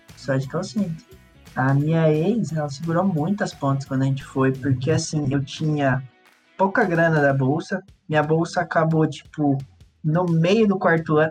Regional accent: Ibaiti, Paraná, Brazil; moved away as an adult; also born or lived in Curitiba; eu cresci em Ibaiti, uma cidade pequena

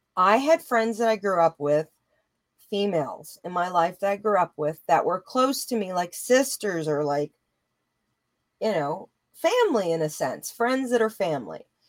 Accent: Louisiana, United States; moved away; also born or lived in Colorado / California; I come from Louisiana. I was born in the South

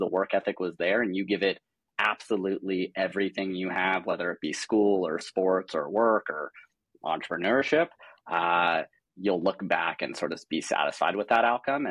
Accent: Los Angeles, California, United States; also born or lived in Santa Barbara, California / Seattle, Washington; I grew up in Los Angeles, greater LA area

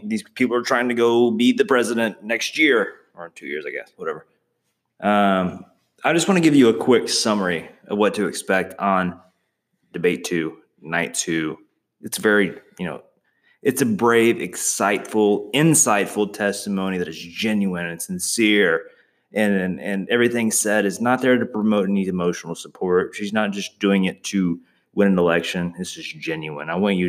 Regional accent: the South, United States; I'm from the South.

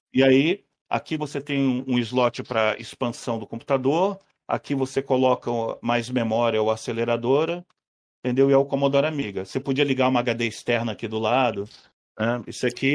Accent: Rio de Janeiro, Brazil; moved away; also born or lived in São Paulo / Paraguay; Mas eu passei minha adolescência no Rio

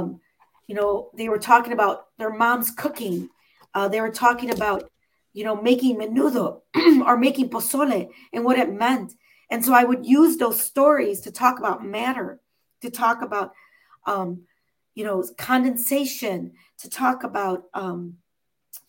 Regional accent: Chicago, Illinois, United States; I'm from Chicago

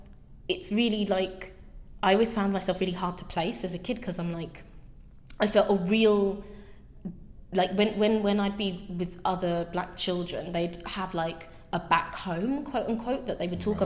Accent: rural Nottinghamshire, East Midlands, United Kingdom; But obviously I'm a highly melanated person, and I've always found that really complicated, because I can't really join in conversations about a back home that isn't rural Nottinghamshire or something like that.

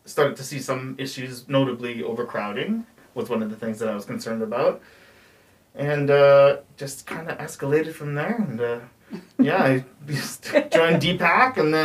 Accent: Chilliwack, British Columbia, Canada; also born or lived in Vancouver; I grew up in Chilliwack with a family with four brothers

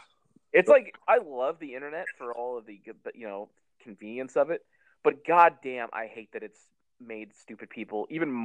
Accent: United States; But I'm from America.

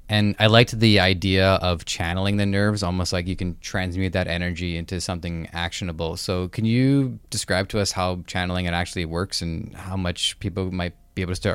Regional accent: Canada; It just shows I'm Canadian.

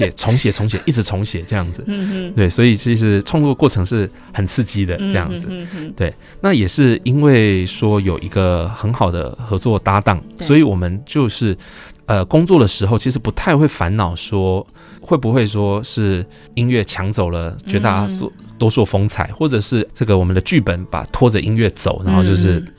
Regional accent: Taichung, Taiwan; 我台中人还好

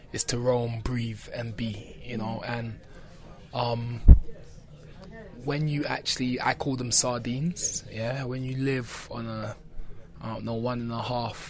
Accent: London, United Kingdom; growing up in Brixton

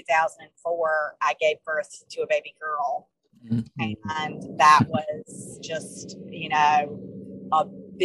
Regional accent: Tarboro, North Carolina, United States; moved away as an adult; also born or lived in New York / Atlantic City, New Jersey; We came home that summer to my hometown, Tarboro

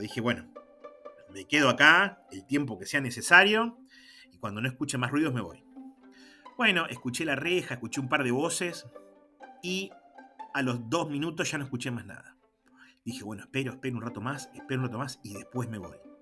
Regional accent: General Pico, La Pampa, Argentina; me preguntan de dónde soy, le digo que soy de Pico

